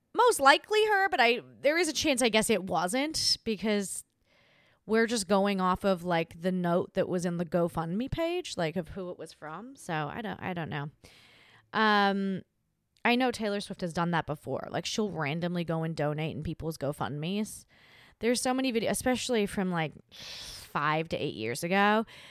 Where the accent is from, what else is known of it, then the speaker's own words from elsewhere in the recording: Australia; moved away; Australia is my country, my hometown, and I'm not there